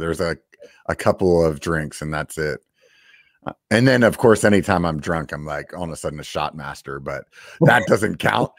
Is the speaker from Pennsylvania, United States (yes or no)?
yes; Pennsylvania, United States; now in California, United States; I'm from Pennsylvania, and the Appalachians there are like foothills. You know, they're not like super, like we called them mountains when I was growing up. And then I came to California